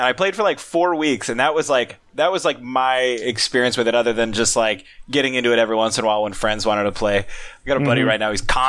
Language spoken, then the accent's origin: English; Oregon, United States; It's like Oregon.